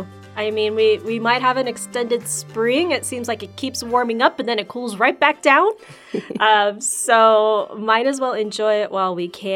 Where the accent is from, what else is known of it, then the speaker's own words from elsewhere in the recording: East Valley, Arizona, United States; I grew up in the East Valley